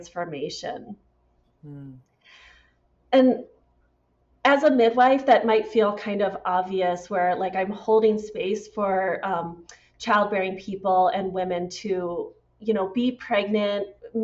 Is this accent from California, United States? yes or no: no; St. Louis, Missouri, United States; also born or lived in Washington State / Iowa; I always say I grew up in St. Louis, Missouri, and I was born in Washington State.